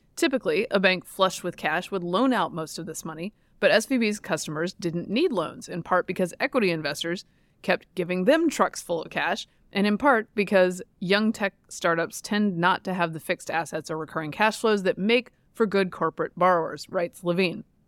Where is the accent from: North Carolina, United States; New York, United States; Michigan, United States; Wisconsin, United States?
North Carolina, United States; Durham; I'm from Durham